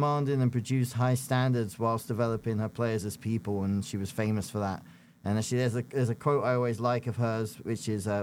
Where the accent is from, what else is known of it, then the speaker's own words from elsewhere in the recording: London, United Kingdom; now in United States; I grew up in South London, near Croydon and Crystal Palace